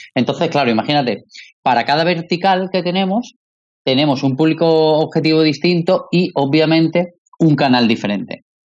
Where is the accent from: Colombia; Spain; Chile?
Spain; Málaga, Andalusia; somos malagueños